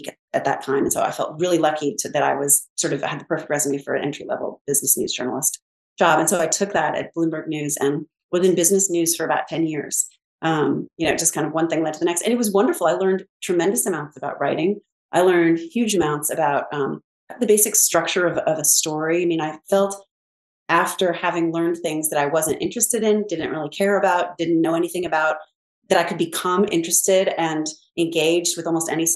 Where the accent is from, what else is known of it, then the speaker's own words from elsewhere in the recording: Pasadena, California, United States; I grew up in Pasadena, California